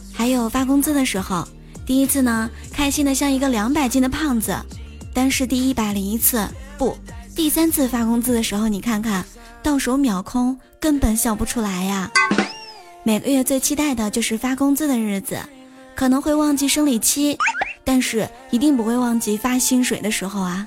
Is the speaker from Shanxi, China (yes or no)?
yes; Shanxi, China; now in Qingdao, China; 在我的老家 最出名的应该是刀削面了，因为山西是面食之乡嘛。现在在青岛的话呢